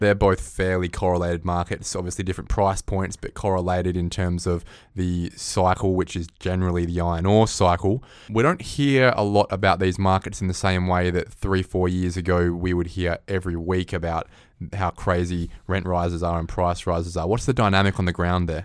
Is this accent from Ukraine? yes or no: no; Derby, Western Australia, Australia; now in Perth, Australia; I was born in Derby.